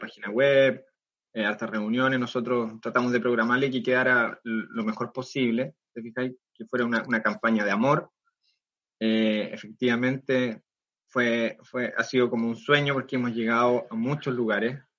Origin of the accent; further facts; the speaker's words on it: Concepción, Biobío, Chile; acá en Concepción, nosotros somos de Concepción